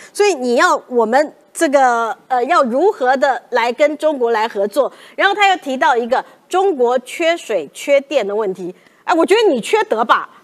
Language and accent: Chinese; Taiwan; 我们台湾人